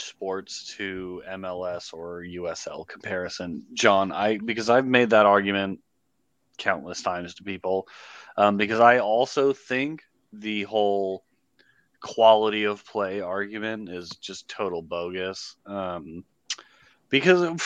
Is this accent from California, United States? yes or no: yes; Bay Area, California, United States; I grew up in the Bay Area